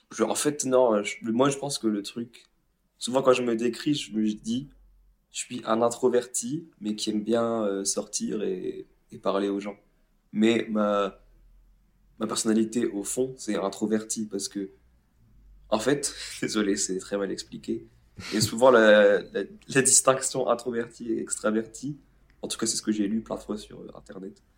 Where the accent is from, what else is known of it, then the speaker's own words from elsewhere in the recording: France; je vais dire français parce qu'on est français